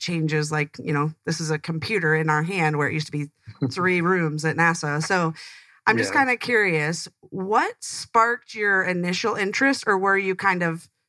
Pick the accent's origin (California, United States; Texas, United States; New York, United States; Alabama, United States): New York, United States; upstate; moved away; I'm actually from upstate.